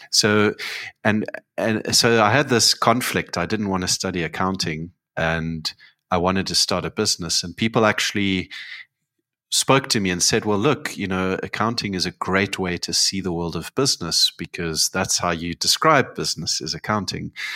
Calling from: Cape Town, Western Cape, South Africa; I'm calling in from Cape Town

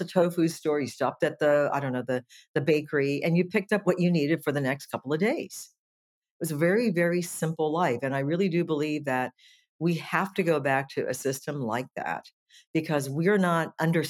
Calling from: Nicasio, California, United States; I am from the little town of Nicasio, which is in West Marin in California, about 45 minutes north of San Francisco.

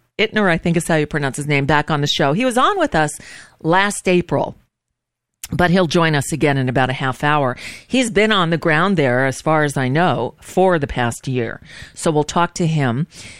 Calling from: United States; I'm calling from the United States, and we're kind of worried about you guys over there.

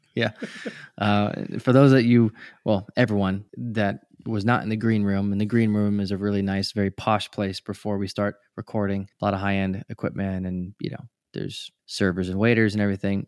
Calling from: South Orange County, Southern California, United States; I'm calling in from Southern California in South Orange County

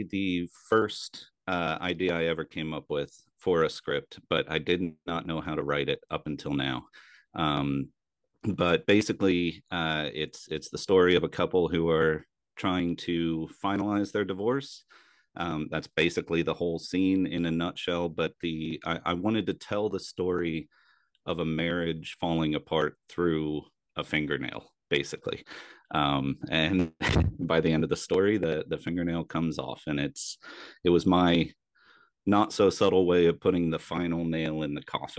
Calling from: Silverdale, Washington, United States; So I'm in Silverdale, Washington. It's about an hour away from Seattle.

